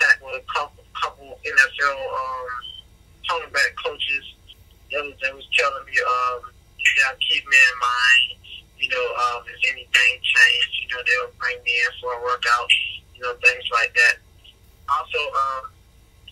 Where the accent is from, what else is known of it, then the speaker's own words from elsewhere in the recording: Belle Glade, Florida, United States; my hometown of Milwaukee, Florida